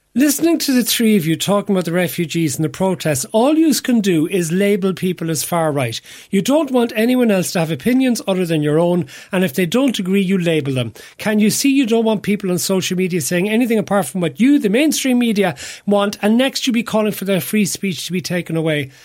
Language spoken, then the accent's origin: English; Cork, Munster, Ireland; where I grew up in Cork